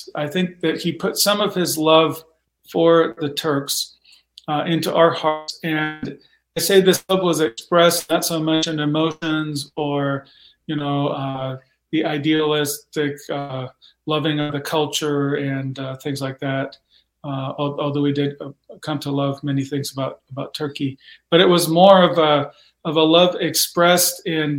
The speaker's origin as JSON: {"language": "English", "country": "Mexico", "tie": "born or raised there", "said": "Well, I grew up in Mexico. My parents were missionaries."}